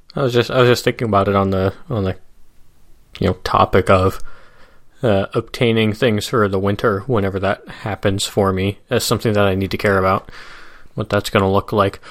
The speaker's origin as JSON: {"language": "English", "region": "Midwest", "country": "United States", "tie": "born or raised there", "said": "the classic type of suburb where we grew up in the Midwest"}